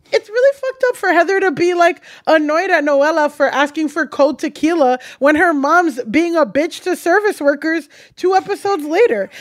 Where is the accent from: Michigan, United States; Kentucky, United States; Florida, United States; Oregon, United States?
Florida, United States; South; moved away as an adult; also born or lived in Orange County, California; I grew up in South Florida and I went to college in Orange County, California